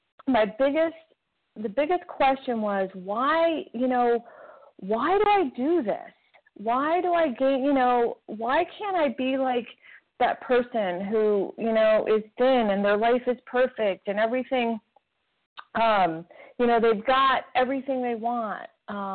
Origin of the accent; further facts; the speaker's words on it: New York City, New York, United States; I was born in Brooklyn, New York